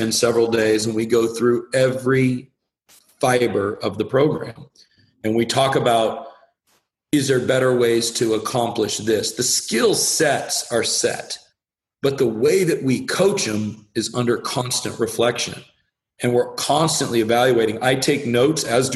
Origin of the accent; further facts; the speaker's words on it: the Northwest, Pacific Northwest, United States; I am very much someone that was born and raised in the Northwest